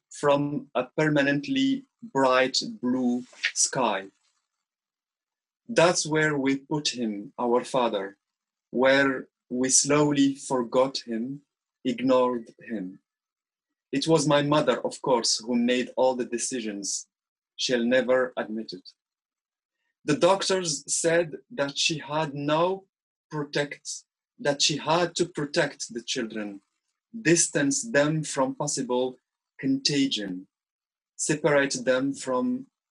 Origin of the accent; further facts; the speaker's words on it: Morocco; first language Arabic; English is a second language; I was born and raised in Arabic family in Morocco